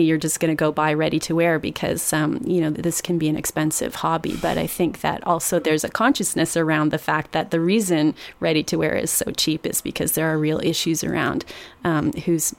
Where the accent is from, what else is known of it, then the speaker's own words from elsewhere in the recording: Toronto, Ontario, Canada; I'm from Toronto